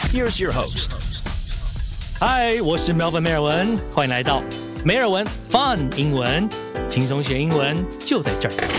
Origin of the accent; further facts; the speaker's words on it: United States; moved away; 因为我在美国长大